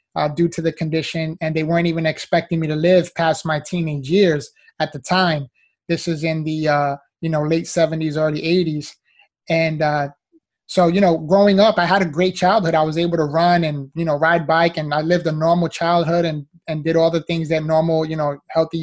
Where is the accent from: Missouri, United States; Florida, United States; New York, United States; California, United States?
New York, United States; New York City; moved away as an adult; now in Miami, United States; I was originally born and raised in the Bronx, New York. So, you know, I'm a city boy, was there up until I was 22 years old